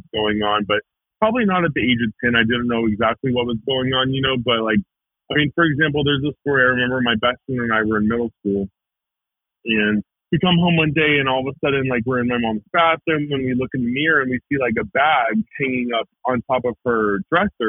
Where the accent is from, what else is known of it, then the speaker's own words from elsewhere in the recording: Marietta, Georgia, United States; I grew up in Marietta, Georgia. Like north of Atlanta